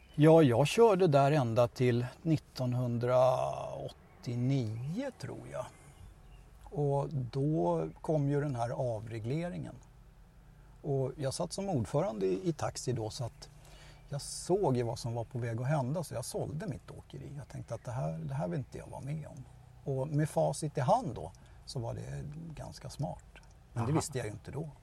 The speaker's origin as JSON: {"language": "Swedish", "town": "Stockholm", "region": "Stockholm County", "country": "Sweden", "tie": "born or raised there", "lives_now": "Tyresö, Sweden", "said": "Jag är en äkta söderkis"}